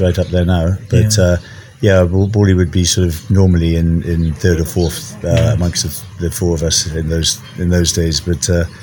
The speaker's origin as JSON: {"language": "English", "region": "Wales", "country": "United Kingdom", "also_born_or_lived": "Germany", "moved": "as an adult", "lives_now": "Kenya", "said": "I'm from Wales originally. I left Wales when I was 18, went to Germany, spent 10 years there"}